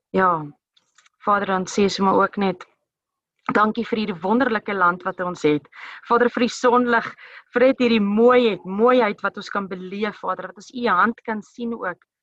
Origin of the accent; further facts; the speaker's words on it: South Africa; elkeen van ons as as Suid-Afrikaners